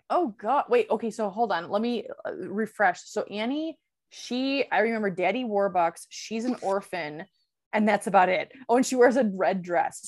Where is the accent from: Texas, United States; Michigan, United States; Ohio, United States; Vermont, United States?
Michigan, United States; in my neighborhood where I grew up in Michigan